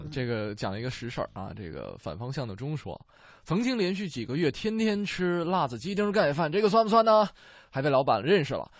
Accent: Beijing, China; 咱们北京人叫老妈妈脸儿

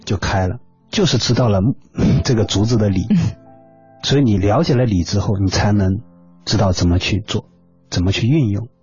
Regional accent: China; 这是我们中国人独特的这种哲学思想，

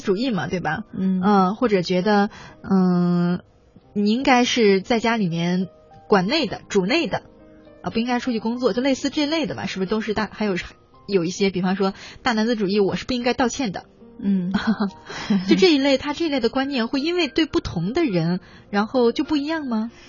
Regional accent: Northeast China, China; accent: Northeastern dialect; 用我们东北话叫炸刺的

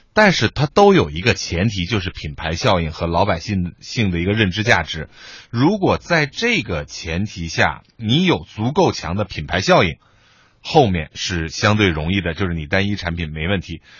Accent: Beijing, China; 我们北京人说下酒菜

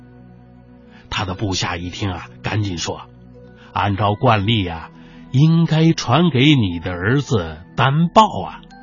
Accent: China; 我们中国人第一次用三百六十六天上下的计数来确定年的概念

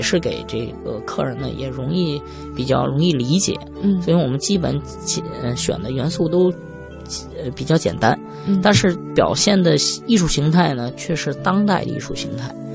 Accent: Tianjin, China; also born or lived in Paris, France; now in Beijing, China; 我不是，我是天津塘沽

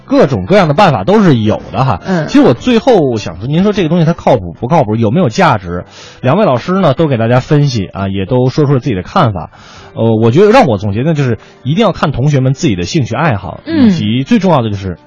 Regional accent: Beijing, China; 我是一个北京孩子嗯我上了个大学还是在北京

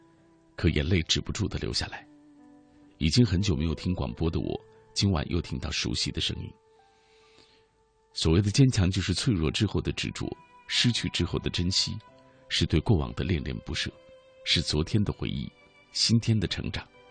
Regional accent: Anyang, Henan, China; 想起前几天看的新闻，发生在我家乡安阳的故事。

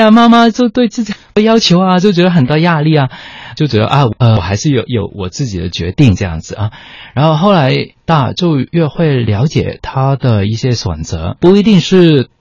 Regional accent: Hong Kong; first language Cantonese; Chinese is a second language; moved away as an adult; also born or lived in Netherlands; 我在香港的时候，我是在香港出生，在香港长大，然后也做过一段时间的香港的广播节目

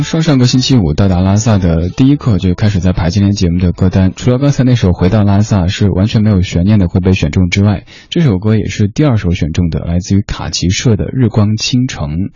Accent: Chengdu, Sichuan, China; accent: Chengdu dialect; now in Beijing, China; 用我的家乡话成都话讲

